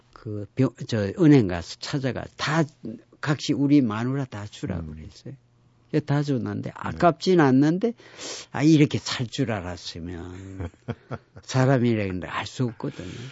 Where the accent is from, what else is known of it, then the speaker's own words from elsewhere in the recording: Geoje, South Gyeongsang, South Korea; 우리 고향이 거제도 장승포이기 때문에